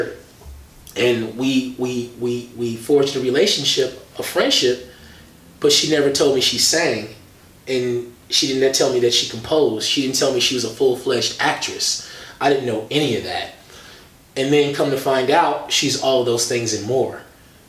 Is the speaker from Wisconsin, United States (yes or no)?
yes; Milwaukee, Wisconsin, United States; I'm from Milwaukee